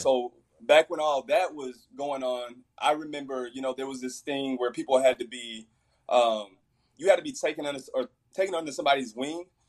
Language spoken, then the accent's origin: English; Fort Worth, Texas, United States; I'm from Fort Worth